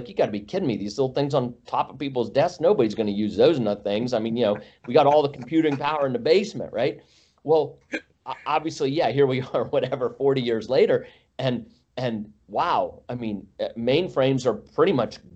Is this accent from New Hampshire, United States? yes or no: no; Northwest Pennsylvania, United States; moved away as an adult; also born or lived in Northern Virginia; I grew up in Northwest Pennsylvania